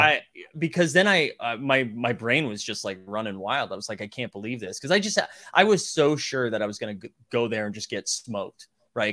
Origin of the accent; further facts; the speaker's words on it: Massachusetts, United States; I'm from Massachusetts